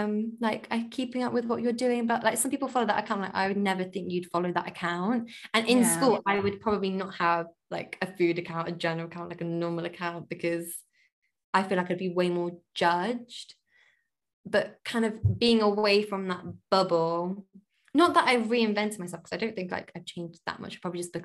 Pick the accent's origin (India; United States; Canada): India; now in London, United Kingdom; So I'm Indian and my religion is Hindu.